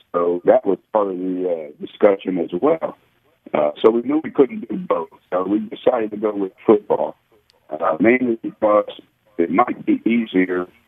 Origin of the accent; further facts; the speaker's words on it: South River, New Jersey, United States; moved away as an adult; also born or lived in Tulsa, Oklahoma / Dallas, Texas; grew up in South River, New Jersey, and uh, it's a, a small town at the time, about 10,000 people